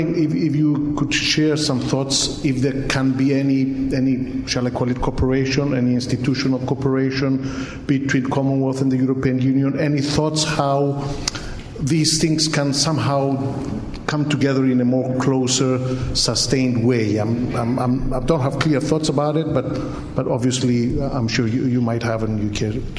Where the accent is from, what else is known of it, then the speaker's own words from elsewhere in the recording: Cyprus; I'm from Cyprus.